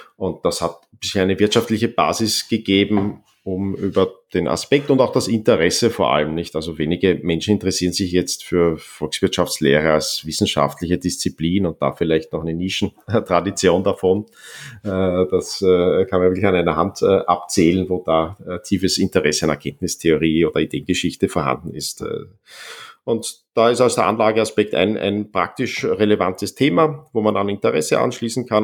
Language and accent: German; Vienna, Austria; ich bin dann in Wien weitgehend aufgewachsen